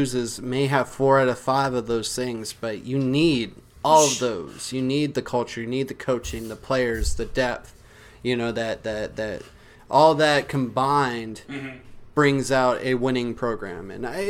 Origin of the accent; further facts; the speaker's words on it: the South, United States; we grew up here in the South. I mean, it's SEC country down here.